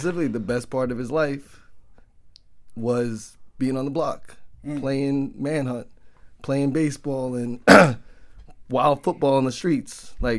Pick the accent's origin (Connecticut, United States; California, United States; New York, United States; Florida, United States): New York, United States; New York City; We grew up in Canarsie together.